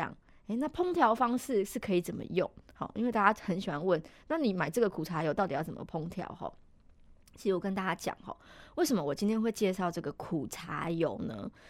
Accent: Taiwan; 其实我们台湾人很喜欢煎的。

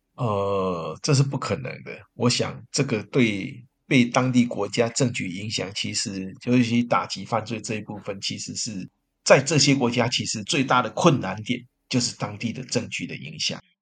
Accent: Taiwan; 我们台湾的警察

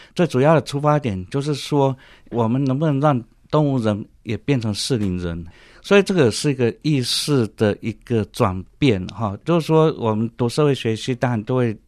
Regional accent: Penghu County, Taiwan; moved away as an adult; also born or lived in Prague, Czech Republic; now in Taipei, Taiwan; 我本身从小是在澎湖生长，十八岁以前都在澎湖海边，哎，然后这个还蛮好的，不错的童年回忆。然后到台北来，

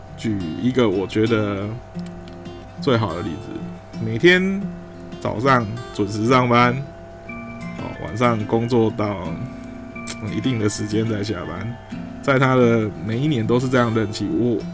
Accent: Taiwan; 我们台湾人

